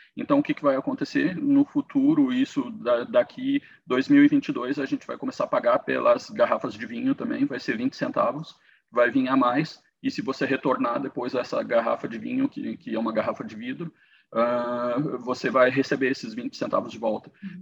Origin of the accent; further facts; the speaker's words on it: Brazil; moved away as an adult; now in Canada; como brasileiro